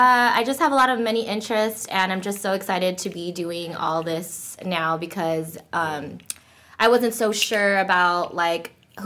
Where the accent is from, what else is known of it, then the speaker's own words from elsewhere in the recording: Philippines; oh, and I'm not Korean. I'm Filipino.